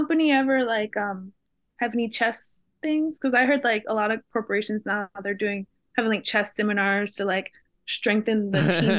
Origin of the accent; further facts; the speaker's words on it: St. Louis, Missouri, United States; I'm from St. Louis